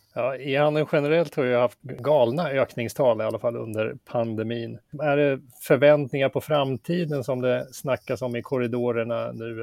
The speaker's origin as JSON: {"language": "Swedish", "town": "Västerås", "region": "Västmanland", "country": "Sweden", "tie": "born or raised there", "said": "Västerås klarade sig bäst då, min hemstad"}